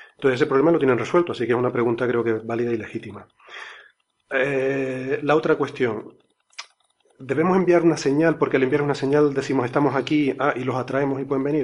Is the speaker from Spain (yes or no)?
yes; Canary Islands, Spain; los, los, canarios decimos Ceres